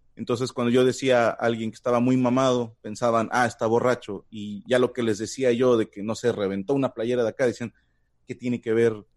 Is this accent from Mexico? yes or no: yes; Mexico; en nombre de todo México, les digo, una, no hablamos como en las telenovelas